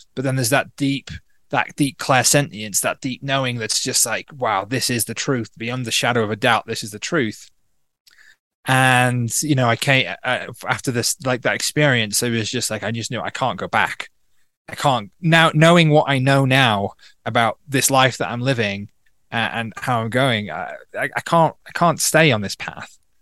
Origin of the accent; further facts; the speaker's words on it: North Wales, United Kingdom; also born or lived in Manchester / London / Berlin, Germany; now in Peru; I grew up in North Wales